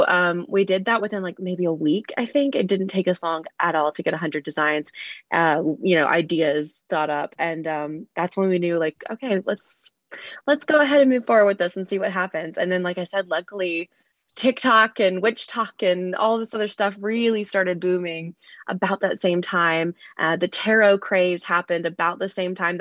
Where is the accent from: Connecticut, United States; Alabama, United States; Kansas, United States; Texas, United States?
Alabama, United States; Mobile; I ended up growing up in Mobile, Alabama, which is a little bit bigger.